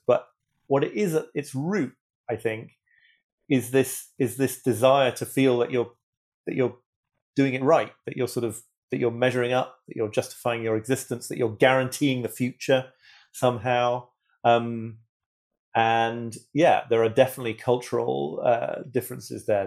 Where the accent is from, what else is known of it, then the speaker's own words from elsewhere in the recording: United Kingdom; I'm British